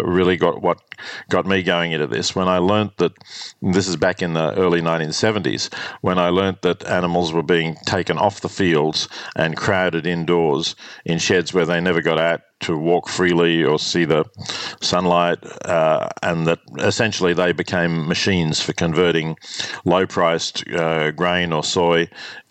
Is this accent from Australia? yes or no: yes; Australia; growing up in Australia in the 50s